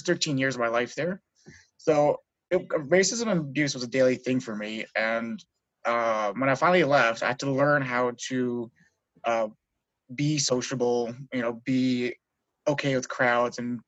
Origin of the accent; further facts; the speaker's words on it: Maskwacis, Alberta, Canada; I come from Musquechis, Samson Cree Nation